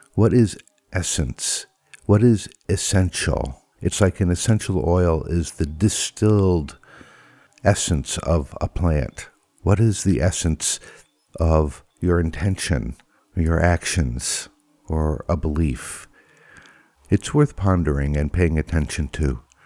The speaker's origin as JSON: {"language": "English", "region": "Connecticut", "country": "United States", "tie": "born or raised there", "also_born_or_lived": "Vermont", "moved": "yes", "said": "I did not grow up in New York, but next to New York in Connecticut"}